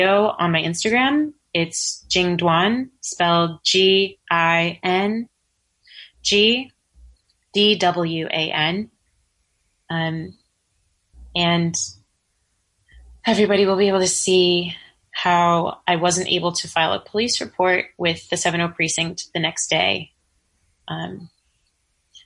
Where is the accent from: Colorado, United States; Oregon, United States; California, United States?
California, United States; Pleasant Hill; moved away as an adult; also born or lived in Hayward / Oakland / San Francisco; now in New York City, United States; I'm originally from the San Francisco Bay Area. Shout out to the hyphy movement. I was born in Hayward, spent 2 years in Oakland, and lived in Pleasant Hill for 15 years